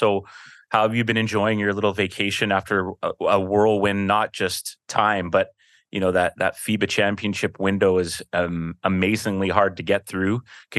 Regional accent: Penticton, British Columbia, Canada; born there; We moved to Penticton. Yeah. I was born in Penticton, was there for, almost up till grade five, I want to say. And then we moved to the island and then to the mainland.

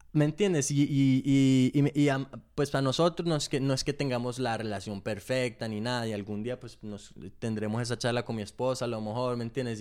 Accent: England, United Kingdom; yo nací en Inglaterra

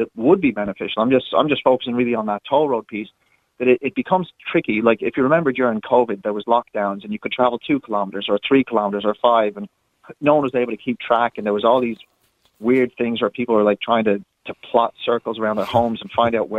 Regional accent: California, United States; now in Ireland; California, which is my home state that I'm originally from

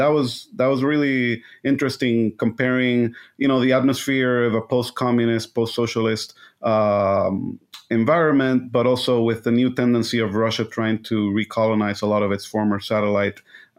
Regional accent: Puerto Rico; now in United States; I was born and raised in Puerto Rico, went to Catholic school, was very involved in theater club and Model UN, which is where we met.

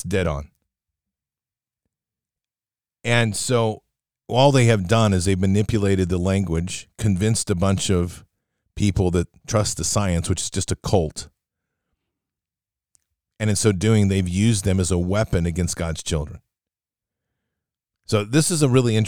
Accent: United States; because I'm American

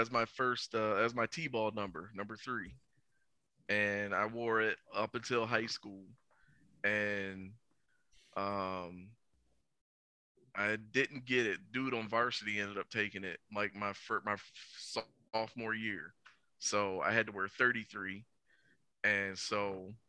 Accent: Cedar Point, Ohio, United States; also born or lived in Iowa / Willacoochee, Georgia; when I first moved back to my hometown, when I first moved back to Cedar Point

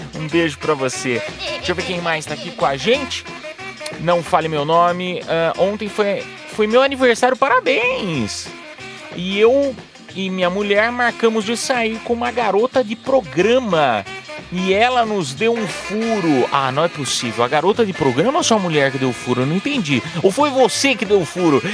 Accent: Piedade, São Paulo, Brazil; eu sou do interior de São Paulo, para quem não sabe, sou de, da cidade de Piedade, São Paulo.

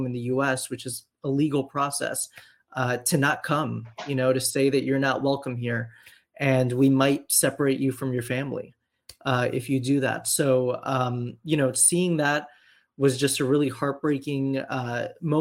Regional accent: Miami, Florida, United States; growing up in Miami, which is this huge immigrant community from Latin America

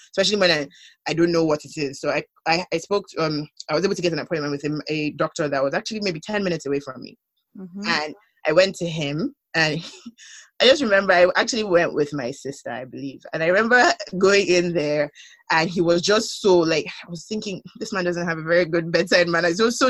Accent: Nigeria; moved away; being the Nigerian that I am

